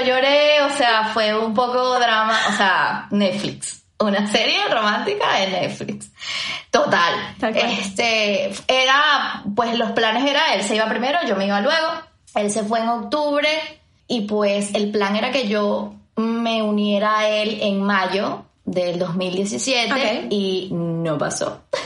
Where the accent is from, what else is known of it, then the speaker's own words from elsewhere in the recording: Venezuela; moved away as an adult; now in Madrid, Spain; Soy de Venezuela